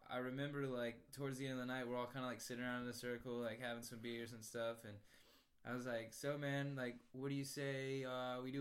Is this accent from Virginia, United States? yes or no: yes; Virginia, United States; also born or lived in North Carolina; So I'm 22 years old. I grew up on the East Coast, uh, bouncing around through Virginia. Lived in West Virginia for a little while.